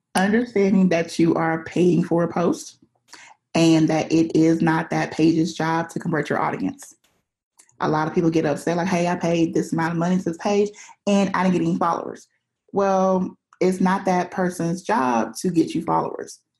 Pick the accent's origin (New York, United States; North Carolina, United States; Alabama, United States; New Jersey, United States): Alabama, United States; I live in Alabama, which is in a pretty small town